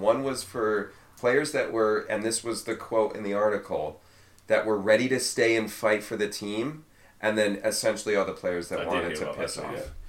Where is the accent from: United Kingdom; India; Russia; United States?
United Kingdom; Liverpool, North West England; I know. I'm poor Scouser